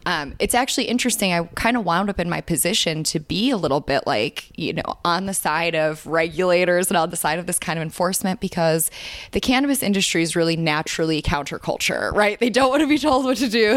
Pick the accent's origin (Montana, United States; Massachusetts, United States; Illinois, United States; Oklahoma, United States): Illinois, United States; Chicago; moved away as an adult; we grew up in Chicago